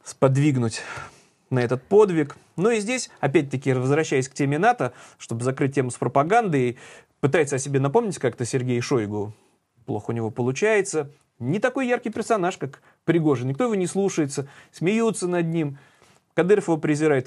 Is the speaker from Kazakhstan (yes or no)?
no; Saint Petersburg, Russia; мы петербуржцы